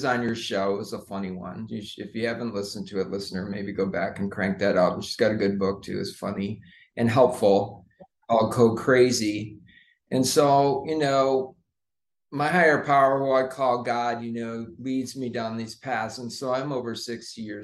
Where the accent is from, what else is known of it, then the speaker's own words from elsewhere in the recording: Seattle, Washington, United States; Born in the USA, born in Seattle, but my mom's Canadian, so I'm Canadian